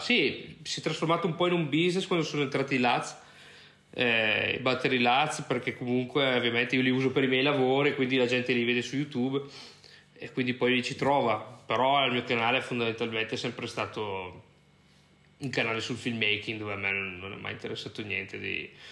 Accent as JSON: {"language": "Italian", "town": "Brescia", "region": "Lombardy", "country": "Italy", "tie": "born or raised there", "also_born_or_lived": "United States / Ireland", "moved": "as an adult", "lives_now": "Lisbon, Portugal", "said": "sono di Brescia, eh, come magari qualcuno può sentire dall'accento"}